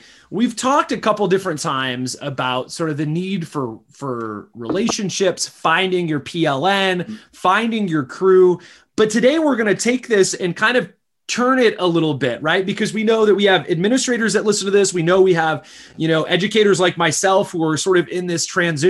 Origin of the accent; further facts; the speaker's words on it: Midwest, United States; you and I grew up in scenes in the Midwest